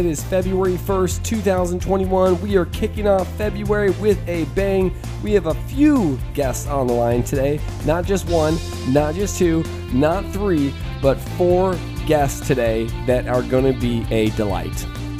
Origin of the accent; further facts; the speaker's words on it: Vista, California, United States; also born or lived in Orange, California / Oceanside, California; I was born and raised in a little town outside of San Diego, Vista. I was born in Orange, California. So Southern California is my hometown.